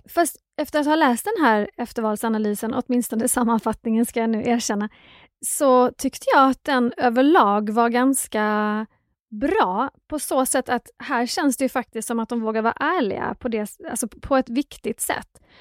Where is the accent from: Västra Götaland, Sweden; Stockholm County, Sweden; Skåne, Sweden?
Skåne, Sweden; liten och växte upp i Skåne